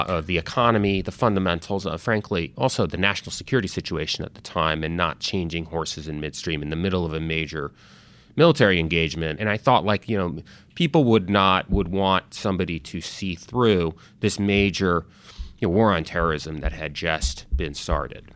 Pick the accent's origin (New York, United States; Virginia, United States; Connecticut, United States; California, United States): Connecticut, United States; also born or lived in Italy; I initially grew up in Europe, you know, in Italy. Uh, actually grew up in the sort of where my dad was from, uh, my mom was American. So I had a little bit of an international upbringing, eventually moved, uh, to America, grew up in Connecticut.